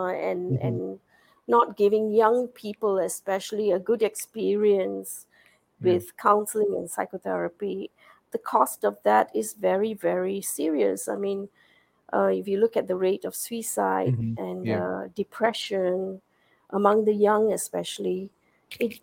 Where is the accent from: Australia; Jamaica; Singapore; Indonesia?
Singapore; moved away as an adult; now in United States; I'm a Singaporean. I have worked in the school system here for many years, 25 years as a biology teacher in a secondary school